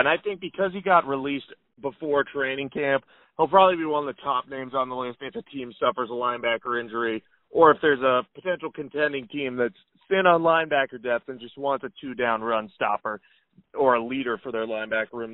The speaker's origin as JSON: {"language": "English", "region": "New England", "country": "United States", "tie": "born or raised there", "said": "I grew up in New England and still and currently live there"}